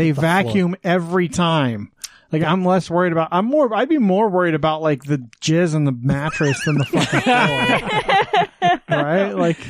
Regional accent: Wyoming, United States; moved away as an adult; now in Utah, United States; growing up in Wyoming, there's not a lot to do.

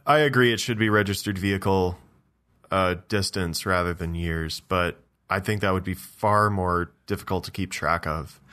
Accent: Ontario, Canada; in my hometown

